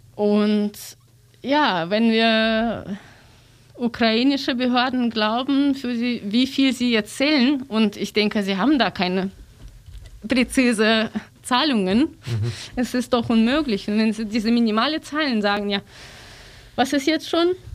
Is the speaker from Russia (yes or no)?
yes; Russia; German is a second language; moved away; ich bin aus Russland